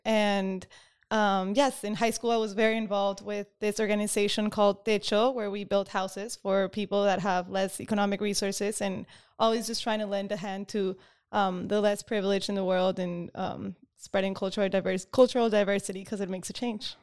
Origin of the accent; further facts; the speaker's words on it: Lima, Peru; moved away as an adult; I was born and raised in Lima, Peru